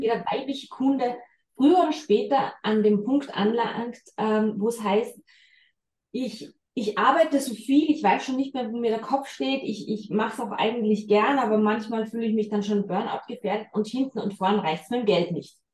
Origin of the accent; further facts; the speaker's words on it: Salzburg, Austria; moved away as an adult; also born or lived in Vienna; bin jetzt seit zweieinhalb Jahren wieder in der Heimat. Ich bin Salzburgerin ursprünglicherweise.